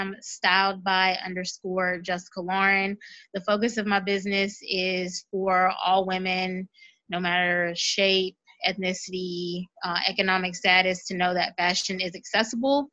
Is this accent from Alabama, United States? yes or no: yes; Mobile, Alabama, United States; moved away as an adult; now in New Orleans, United States; I am from Mobile, born and raised, but I currently reside in New Orleans